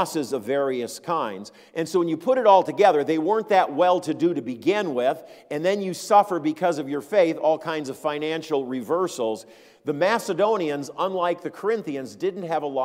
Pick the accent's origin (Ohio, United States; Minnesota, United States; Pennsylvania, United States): Minnesota, United States; Minneapolis; I grew up in Minneapolis